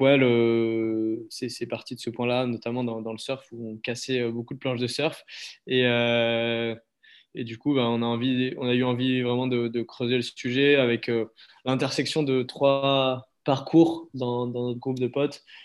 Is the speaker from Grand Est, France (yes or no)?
no; Montpellier, Occitania, France; moved away as an adult; also born or lived in Ardèche / Avignon; now in Anglet, France; né à Montpellier, j'ai grandi autour, enfin, avec un petit passage en Ardèche